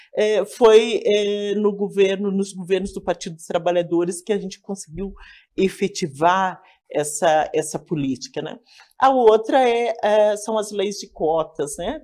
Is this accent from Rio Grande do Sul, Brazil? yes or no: yes; Laranjeiras, Rio Grande do Sul, Brazil; now in Porto Alegre, Brazil; Sou natural de Laranjeiras, uma cidade no interior do Rio Grande do Sul.